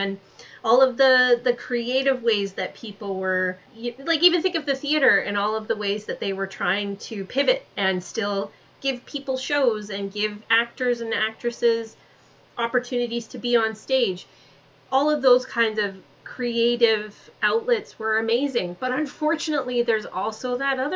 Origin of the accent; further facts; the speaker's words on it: Calgary, Alberta, Canada; Calgary's my hometown